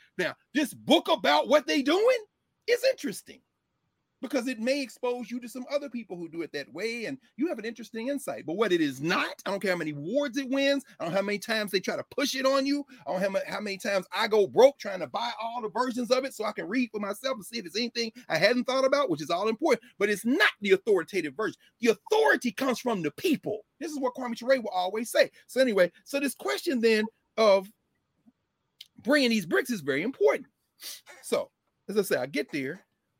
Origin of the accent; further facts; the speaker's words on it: Nashville, Tennessee, United States; moved away as an adult; I've been away from living in Nashville since I was 22 years old, since I went to law school. So 34 years.